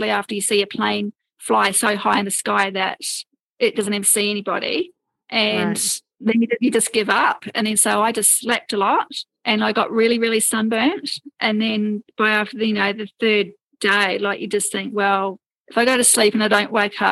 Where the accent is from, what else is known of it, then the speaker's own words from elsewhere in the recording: New Zealand; moved away; also born or lived in Brisbane, Australia; I was actually brought up on boats, because I'm actually from New Zealand